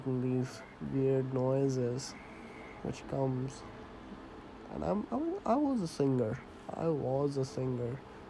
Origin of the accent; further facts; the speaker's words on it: India; accent: partly Indian; now in Canada; 23-year-old Indian guy who is living in Canada right now. And yes, my accent is not Canadian. Yes, my accent is not completely Indian either, because I am in the middle of everything.